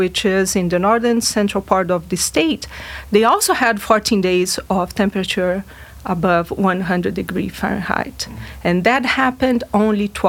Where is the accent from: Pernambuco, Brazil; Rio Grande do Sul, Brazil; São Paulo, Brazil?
Rio Grande do Sul, Brazil; now in Fayetteville, United States; I'm originally from Brazil, from a state that in Brazil represents similar things like Arkansas. It's a rural state. It's the Brazil's largest rice producer